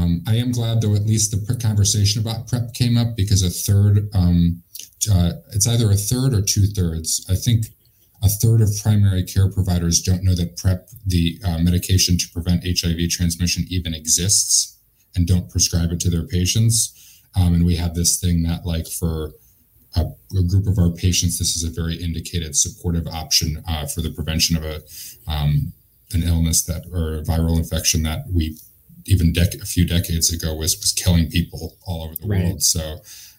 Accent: Hartford, Connecticut, United States; I grew up in Hartford, Connecticut in an Irish and Italian Catholic family

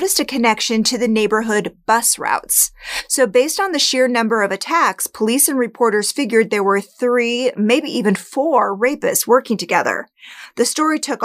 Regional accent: Spokane, Washington, United States; my hometown, Spokane, Washington

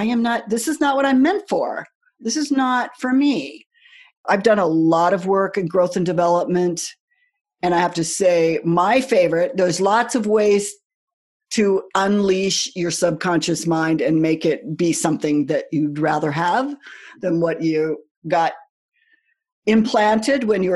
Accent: United States; I grew up in the United States

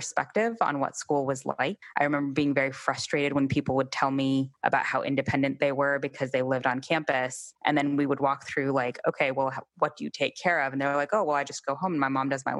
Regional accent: Columbus, Ohio, United States; also born or lived in Mississippi / Germany; I grew up in an outskirt of Columbus. I was born in Columbus, and that's where my extended family lived. That's where I say I'm from

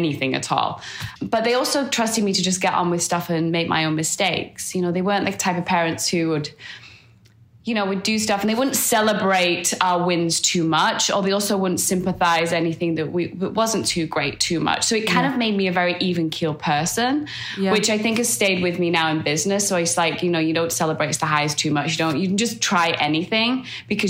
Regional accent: Manchester, North West England, United Kingdom; moved away; I grew up in Manchester in the UK, which is north of England.

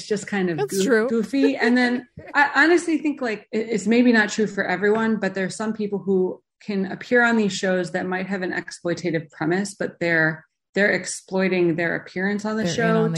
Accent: Chicago, Illinois, United States; I grew up in Chicago.

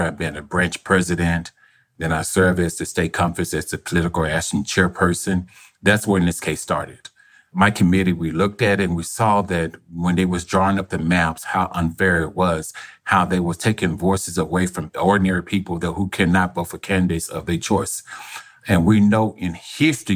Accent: Arkansas, United States; I was born in Arkansas. I lived in Arkansas my whole life.

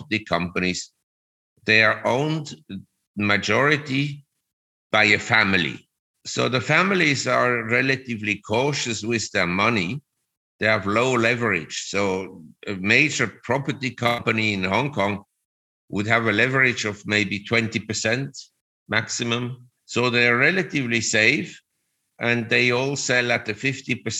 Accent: Zurich, Switzerland; moved away as an adult; now in Thailand; Originally, I'm from Switzerland

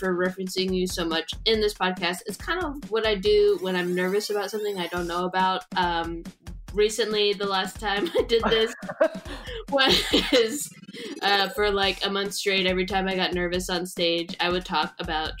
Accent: San Jose, California, United States; I'm a Pisces from San Jose, California

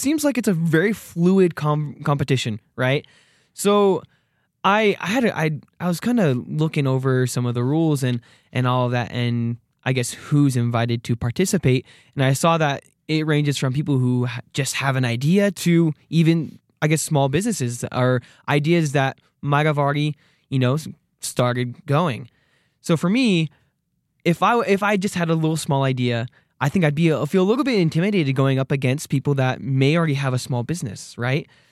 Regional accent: Arizona, United States; moved away as an adult; now in Rexburg, United States; I'm from Arizona

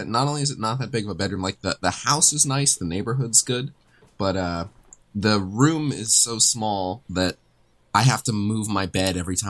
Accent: South Florida, United States; moved away as an adult; now in West Coast, United States; both my parents are from New York, but I was born and raised in South Florida my whole life.

